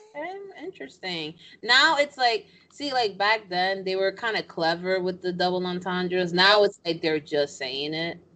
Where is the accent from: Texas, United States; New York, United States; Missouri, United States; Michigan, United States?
New York, United States; I'm from New York. I'm Dominican